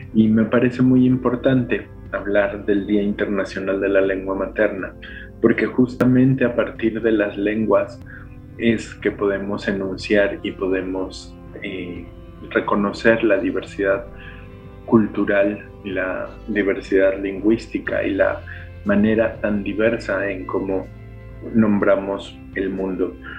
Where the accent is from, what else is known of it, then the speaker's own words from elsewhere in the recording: Mexico City, Mexico; accent: chilango; first language Spanish; Mi lengua materna es el español y es el español chilango